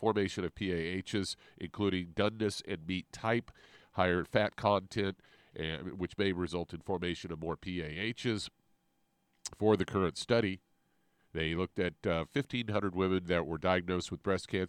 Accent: Kansas City, Missouri, United States; growing up in Kansas City

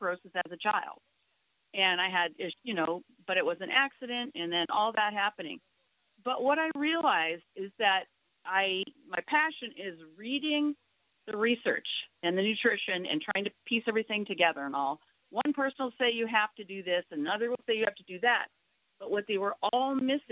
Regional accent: Minnesota, United States; I grew up in Minnesota as a horse-loving child

